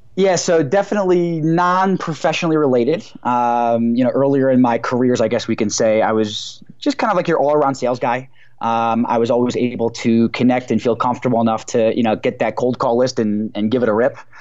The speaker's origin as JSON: {"language": "English", "region": "New Jersey", "country": "United States", "tie": "born or raised there", "moved": "yes", "lives_now": "Denver, United States", "said": "I grew up in New Jersey, the New York City area"}